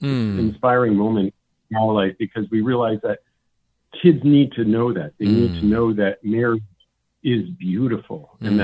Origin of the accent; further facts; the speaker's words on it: New England, United States; I don't know whether it was just growing up in New England